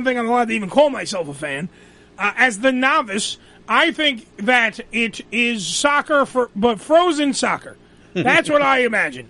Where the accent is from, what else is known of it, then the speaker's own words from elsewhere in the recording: New York City, New York, United States; Remember, we lived on Staten Island for most. Well, I've lived on it for my whole life.